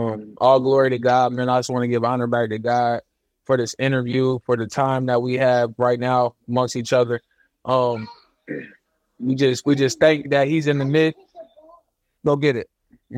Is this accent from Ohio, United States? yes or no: yes; Dayton, Ohio, United States; Yep. Dayton, Ohio.